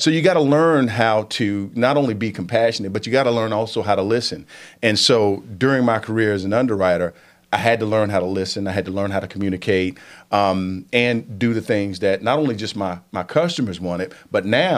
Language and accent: English; Statesville, North Carolina, United States; also born or lived in Washington, D.C. / New York / Los Angeles / Atlanta; I'm from Statesville